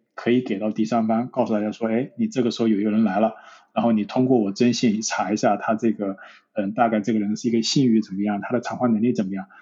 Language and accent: Chinese; China; now in London, United Kingdom; 因为我是中国人